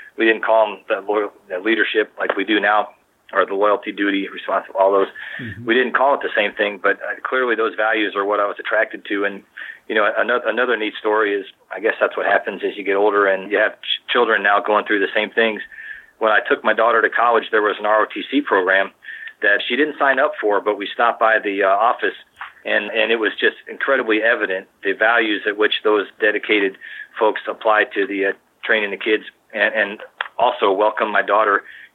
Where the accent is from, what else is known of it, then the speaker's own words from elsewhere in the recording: Maryland, United States; I also knew about it because I grew up in Maryland